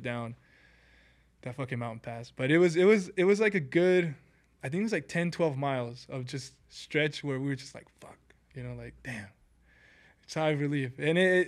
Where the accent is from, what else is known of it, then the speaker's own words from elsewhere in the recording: Southern California, United States; we're from Cali, you know, a couple of Cali people, SoCal Cali people